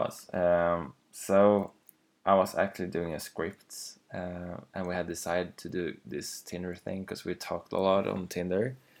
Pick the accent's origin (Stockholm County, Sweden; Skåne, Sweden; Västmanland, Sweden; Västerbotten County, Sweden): Västmanland, Sweden; Arboga; English is a second language; I was in my hometown from Arboga.